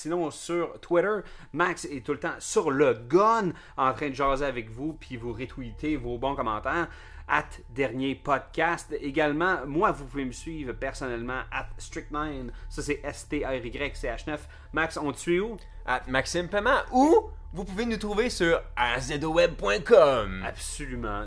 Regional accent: Montreal, Quebec, Canada; en tant que Canadien ou Québécois ou Montréalais

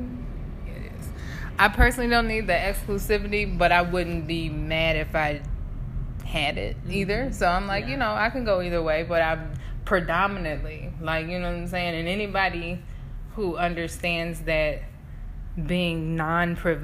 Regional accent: United States; moved away as an adult; also born or lived in South Africa; I'm an American

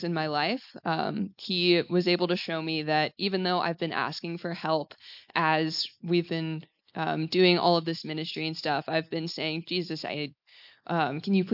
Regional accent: Texas, United States; moved away; originally from Texas in the U.S.

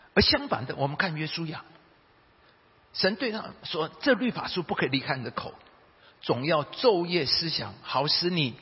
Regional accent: Taiwan; 我们台湾人的背景

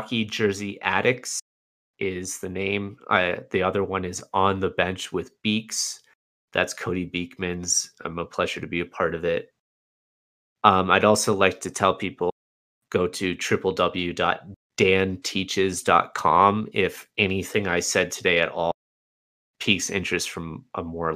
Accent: Canada; as a Canadian

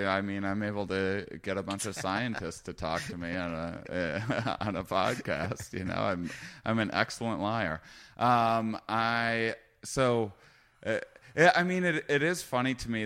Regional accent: Wisconsin, United States; moved away; I was from Wisconsin

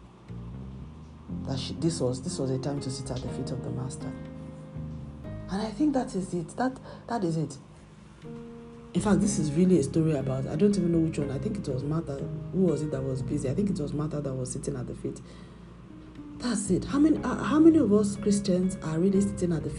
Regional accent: Nigeria; moved away; my home country, Nigeria

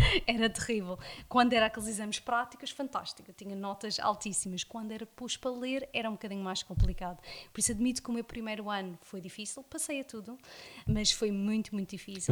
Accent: South Africa; first language English; Portuguese is a second language; moved away as an adult; now in Madeira, Portugal; nasci cá na Madeira, mas um, emigrei para a África do Sul, onde fiz toda a minha escola primária e a minha escola secundária toda lá.

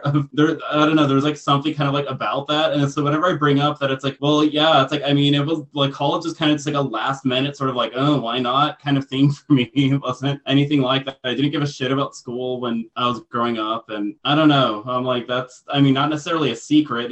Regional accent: United States; am like i am i am American

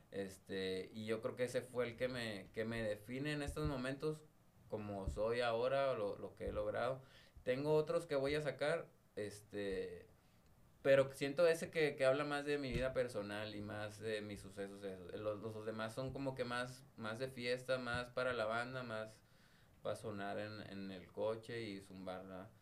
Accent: northern Mexico, Mexico; como decimos aquí en el norte

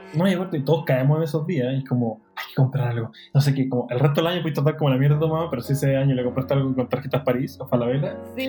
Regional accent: Chile; accent: Chilean Spanish; el español chileno

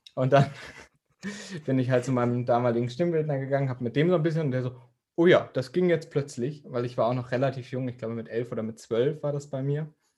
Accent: Dortmund, North Rhine-Westphalia, Germany; ich komme ja aus Dortmund

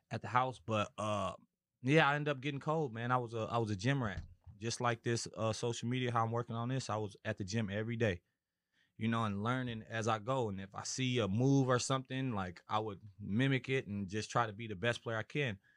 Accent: Minneapolis, Minnesota, United States; moved away as an adult; also born or lived in California; I'm originally from Minis-, Minnesota, Minneapolis, Minnesota

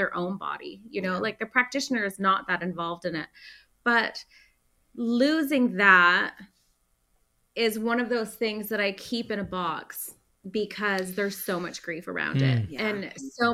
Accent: Canada; as a Canadian

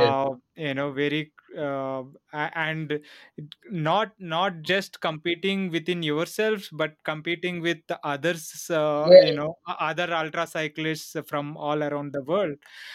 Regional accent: India; We are Indian, you know, cycling fans

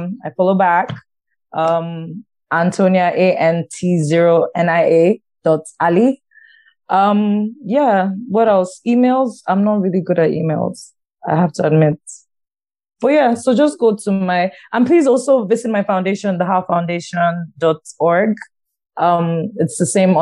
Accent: Nigeria; Nigerian women

